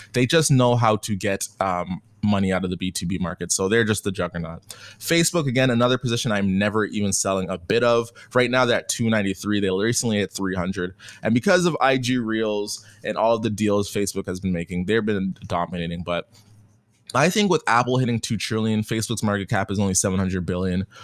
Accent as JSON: {"language": "English", "country": "Canada", "said": "I'm Canadian"}